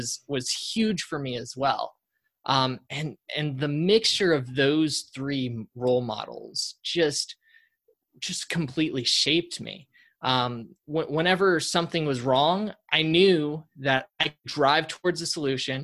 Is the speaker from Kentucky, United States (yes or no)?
no; Colorado, United States; now in Austin, United States; Born and raised in Colorado, but living in Austin.